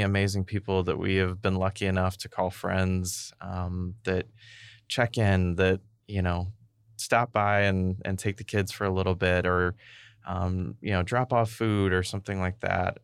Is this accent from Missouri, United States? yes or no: yes; Boonville, Missouri, United States; also born or lived in Saint Louis; now in St. Louis, United States; I grew up in Booneville